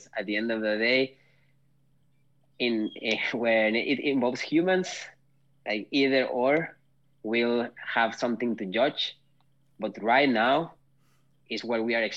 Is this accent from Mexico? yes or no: yes; Mexico; moved away as an adult; now in Nordic countries; I'm from Mexico